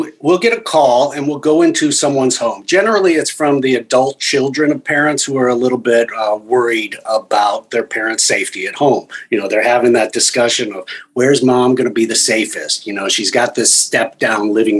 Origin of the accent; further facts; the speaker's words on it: Phoenix, Arizona, United States; also born or lived in Detroit, Michigan; now in Miami, United States; I was born in Detroit, Michigan, grew up in Phoenix, Arizona, and then moved to Miami